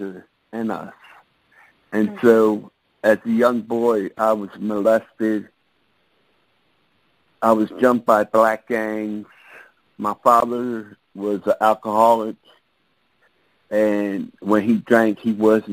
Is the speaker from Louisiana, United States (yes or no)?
no; Baltimore, Maryland, United States; I came from Baltimore, Maryland, born and raised